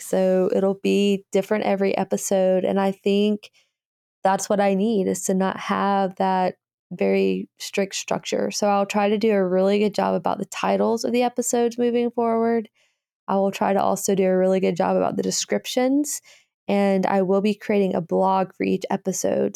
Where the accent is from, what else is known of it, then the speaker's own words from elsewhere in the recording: Birmingham, Alabama, United States; Birmingham, Alabama is where I'm from